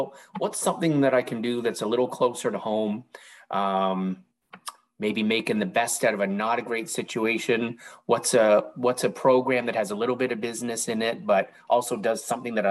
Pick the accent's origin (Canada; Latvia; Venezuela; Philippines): Canada; Toronto, Ontario; I was born and raised in Toronto